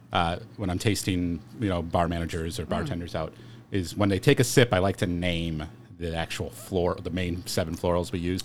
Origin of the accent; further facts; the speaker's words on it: Chicago, Illinois, United States; I'm from Chicago.